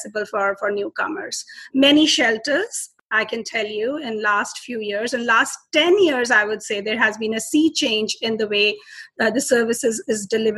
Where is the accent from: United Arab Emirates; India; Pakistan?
India; Delhi; I'm from India, and I was born in Delhi.